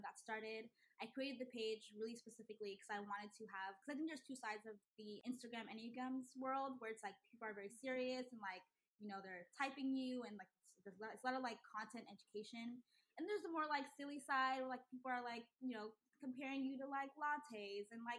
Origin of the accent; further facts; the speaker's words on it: Houston, Texas, United States; also born or lived in Nigeria; Houston, I grew up in Houston specifically.